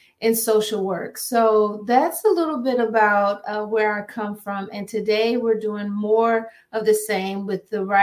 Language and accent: English; Akron, Ohio, United States; moved away as an adult; now in Maryland, United States; I'm originally from Akron, Ohio. I'm a Midwest girl